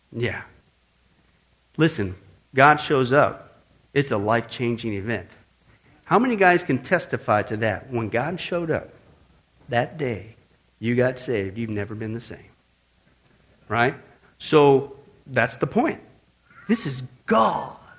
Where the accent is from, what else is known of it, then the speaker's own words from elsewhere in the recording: Midwest, United States; growing up in the Midwest